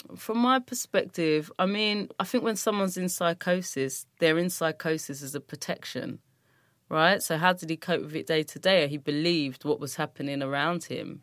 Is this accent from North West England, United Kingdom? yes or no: no; London, United Kingdom; I grew up in Brixton and grew up in Streatham, South London